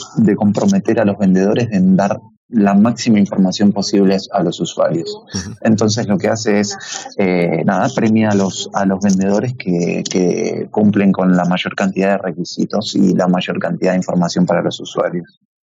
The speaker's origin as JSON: {"language": "Spanish", "region": "Buenos Aires", "country": "Argentina", "moved": "as an adult", "lives_now": "Madrid, Spain", "said": "mi acento no, no, no, me lo niega, soy argentino de Buenos Aires y viviendo y residiendo ya hace dos años en Madrid"}